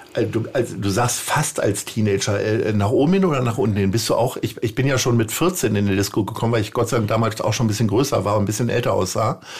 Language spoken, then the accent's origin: German; Stadthagen, Lower Saxony, Germany; moved away as an adult; also born or lived in Hanover; now in Hamburg, Germany; meiner Heimatstadt Stadthagen in Niedersachsen